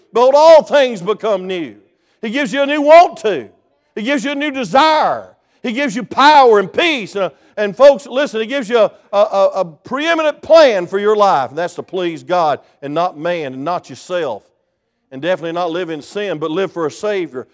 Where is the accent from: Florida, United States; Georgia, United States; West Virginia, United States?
Georgia, United States; South; I came from South Georgia